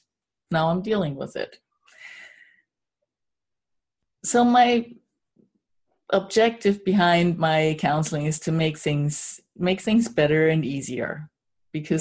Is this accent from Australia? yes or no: no; Germany; moved away; I'm originally from Germany